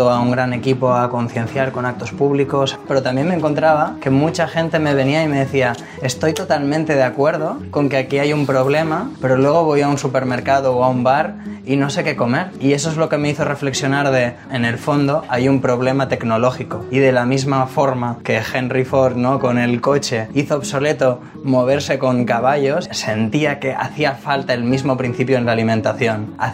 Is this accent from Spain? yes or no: yes; Barcelona, Catalonia, Spain; Soy de Barcelona y tengo 29 años.